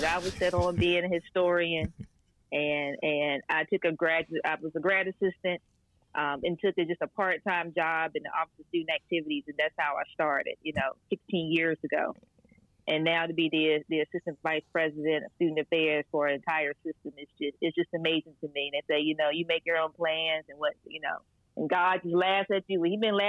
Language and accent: English; North Carolina, United States; also born or lived in Baltimore; I am from North Carolina. I'm a native North Carolinian. Mm-hmm. I currently reside in Durham in the Research Triangle Park area.